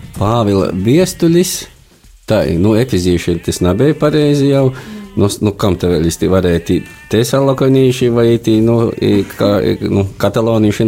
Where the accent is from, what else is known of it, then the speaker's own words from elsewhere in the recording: Latgale, Latvia; moved away as an adult; now in Riga, Latvia; es nāku no tāda maza mīsta gola ķikšiem Latgalē